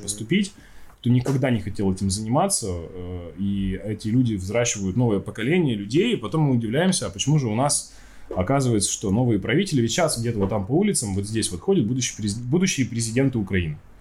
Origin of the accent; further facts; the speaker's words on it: Chelyabinsk, Chelyabinsk Oblast, Russia; Я родом из Челябинска, у нас там одни тюрьмы